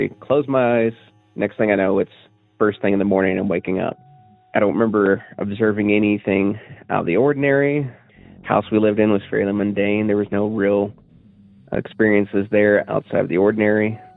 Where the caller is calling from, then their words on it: Cookeville, Tennessee, United States; I'm calling from Cookeville, Tennessee